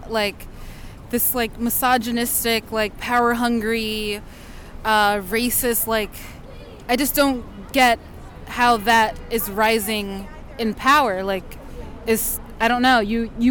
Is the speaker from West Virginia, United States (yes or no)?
no; Long Island, New York, United States